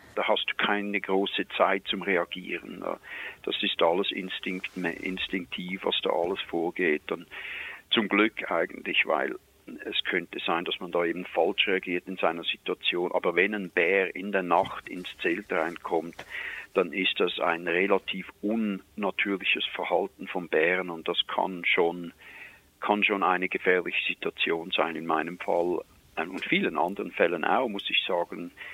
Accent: Switzerland; accent: Swiss; moved away as an adult; now in Canada; ich bin in der Schweiz geboren, ich bin gelernter Koch und kam dann hier rüber

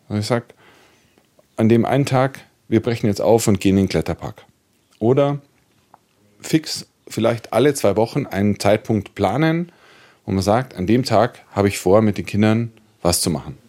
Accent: Munich, Bavaria, Germany; da, wo ich aufgewachsen bin, das war eine Sozialwohnungssiedlung in München

